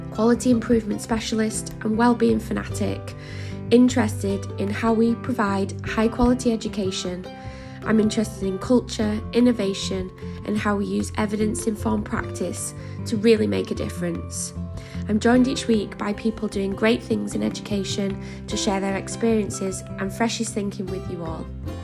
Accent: Wigan, North West England, United Kingdom; now in Cheshire, United Kingdom; I mentioned I was in Cheshire, but I'm actually originally from Wigan

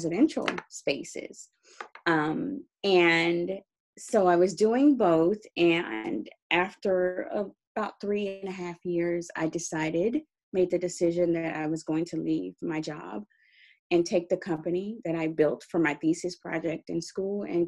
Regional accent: Dallas, Texas, United States; moved away as an adult; also born or lived in California; I'm originally from Texas, Dallas, Texas.

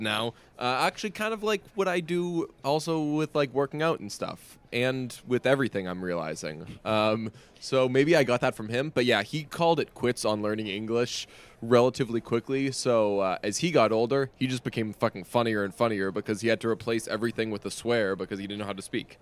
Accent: Boston, Massachusetts, United States; I'm half Irish and I'm also from Boston

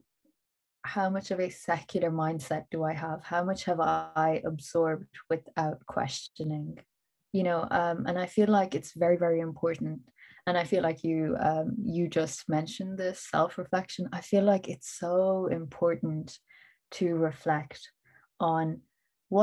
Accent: Ireland; Irish Pakistani children

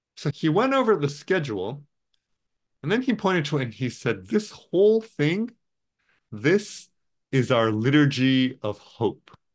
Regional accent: Tokyo, Japan; now in Portland, United States; I was born and raised in Tokyo, Japan.

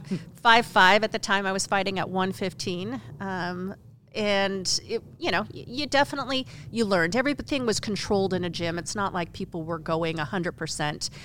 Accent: Oregon, United States; moved away; also born or lived in Las Vegas, Nevada; originally, I was born in Vegas. I was raised on a farm in Oregon

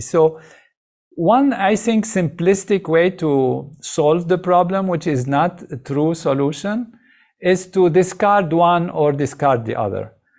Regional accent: Lebanon; moved away; I grew up in Lebanon.

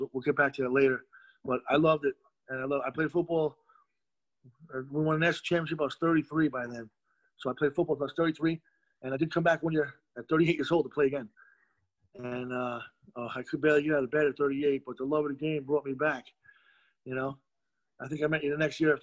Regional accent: Monroe, New York, United States; also born or lived in Rockaway, Queens, New York; almost 4 years old, we moved up to Monroe. Monroe Woodbury High School was where I went to high school

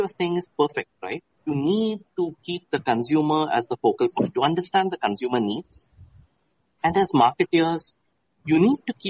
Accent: Mumbai, Maharashtra, India; moved away as an adult; also born or lived in Jaipur / Bhopal / Kolkata / Chennai; I am from Mumbai, been born and brought up there

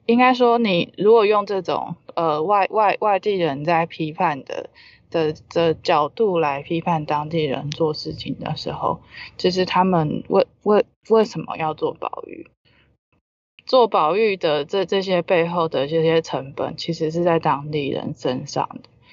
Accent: Taiwan; 我以身为台湾人

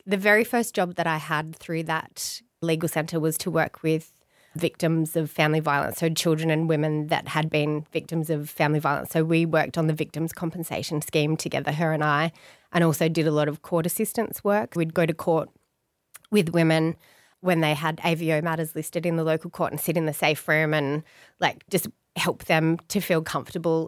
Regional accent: Blue Mountains, New South Wales, Australia; I grew up in the Blue Mountains.

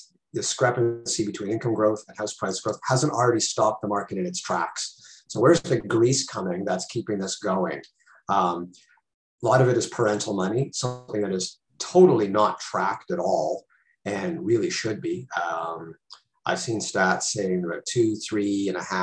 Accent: Toronto, Ontario, Canada; I grew up in Toronto, lived there for about 30 years

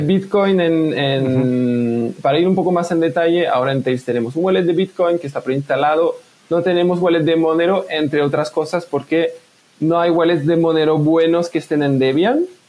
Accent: France; accent: French-speaking; first language French; Spanish is a second language; moved away; a lo mejor se puede escuchar por mi acento, soy francófono, pues, yo vivía en Francia

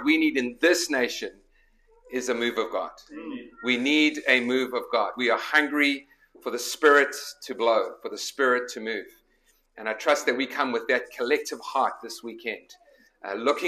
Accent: South Africa; moved away as an adult; also born or lived in Nottingham, England; now in Chicago, United States; I was born in Nottingham and then my parents immigrated when I was a year old. So this is a little bit of a homecoming for me. But grew up in South Africa

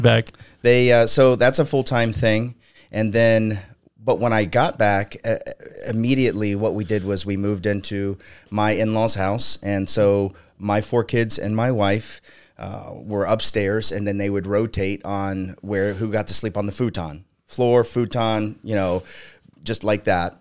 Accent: Ohio, United States; also born or lived in Palm Springs, California; I was born in Palm Springs, California, mm-hmm. and when I was four, my mom hitchhiked uh, us back to Ohio, where she's from. And so I've, I've grown up.

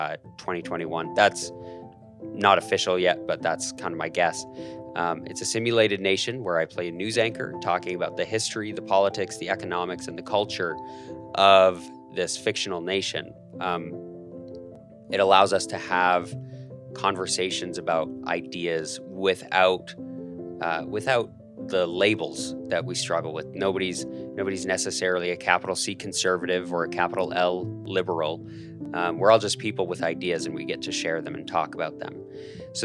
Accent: Calgary, Alberta, Canada; moved away as an adult; now in Idaho, United States; I'm born and raised in Calgary, Canada, a beautiful city.

